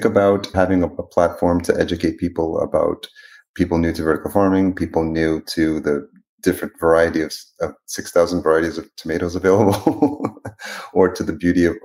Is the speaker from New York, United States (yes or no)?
yes; New York, United States; now in Minneapolis, United States; I live in Minneapolis now, but I grew up in New York